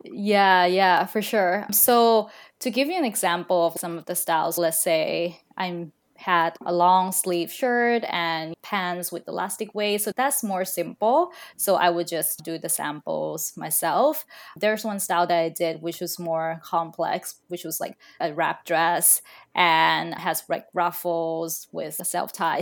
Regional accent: Thailand; now in Seattle, United States; I'm originally from Thailand, but now I'm currently living in Seattle.

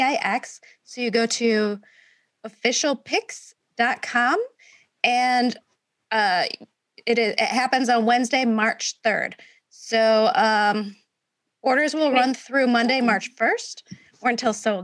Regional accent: Michigan, United States; I'm from Michigan

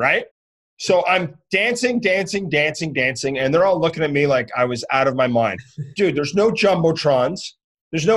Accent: Canada; I'm from Canada

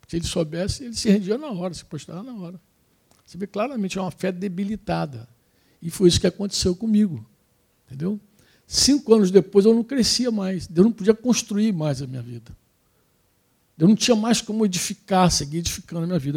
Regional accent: Brazil; a gente é brasileiro

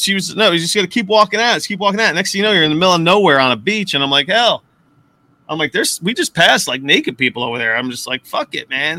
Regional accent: New Jersey, United States; also born or lived in Jackson Heights, Queens, New York; But I lived in Jackson Heights for a few years before I moved to Jersey. I grew up in Jersey, lived in Jackson Heights, worked in Manhattan. And now I'm home.

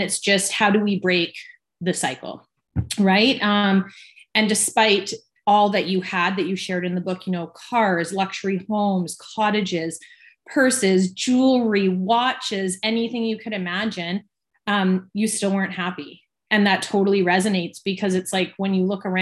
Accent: Victoria, British Columbia, Canada; I was born and raised in Victoria, BC, and I've lived here my whole life.

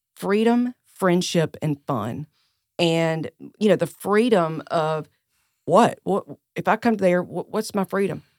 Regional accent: Greer, South Carolina, United States; accent: Southern; also born or lived in Charleston, South Carolina; I was born and raised right here in Greer, South Carolina

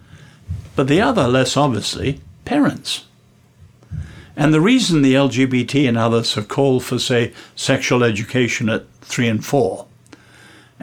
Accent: England, United Kingdom; I'm English

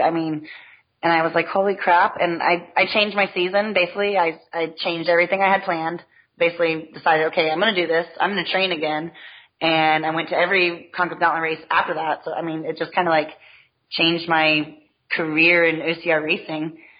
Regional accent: Texas, United States; moved away; also born or lived in Ohio; I'm a Texan.

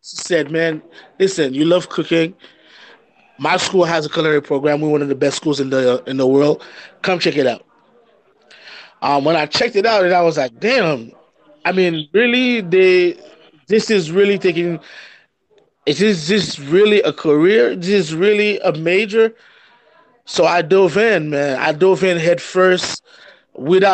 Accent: Haiti; we grew up in Haiti

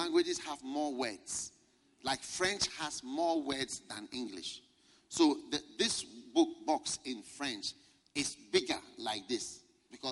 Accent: Ghana; I'm from Ghana

